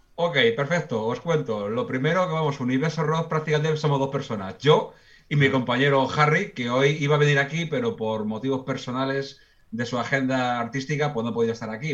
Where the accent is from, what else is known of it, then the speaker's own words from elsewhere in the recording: Spain; somos los españoles muy afectosos somos muy cariñosos